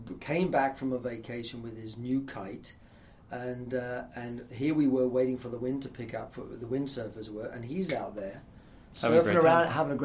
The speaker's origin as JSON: {"language": "English", "area": "East Coast of England", "region": "East of England", "country": "United Kingdom", "tie": "born or raised there", "also_born_or_lived": "Toronto", "moved": "yes", "lives_now": "United States", "said": "when I was a kid in England, I grew up on the East Coast"}